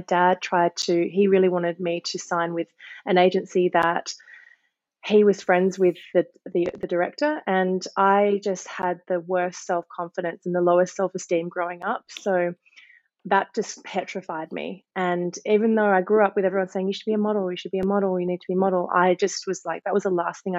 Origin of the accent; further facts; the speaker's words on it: Melbourne, Victoria, Australia; moved away as an adult; now in Byron Bay, Australia; We're from Melbourne originally